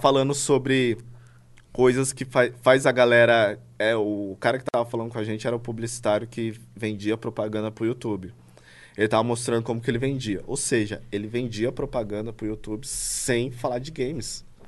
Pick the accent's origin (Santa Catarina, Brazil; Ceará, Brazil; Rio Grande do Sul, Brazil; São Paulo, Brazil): São Paulo, Brazil; eu cresci na Vila Brasilândia, tá ligado? Ah. Que é um, um local considerado muito perigoso pro paulista